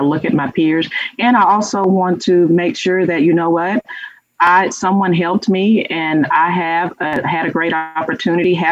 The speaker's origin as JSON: {"language": "English", "region": "Louisiana", "country": "United States", "tie": "born or raised there", "moved": "yes", "said": "I'm from Louisiana"}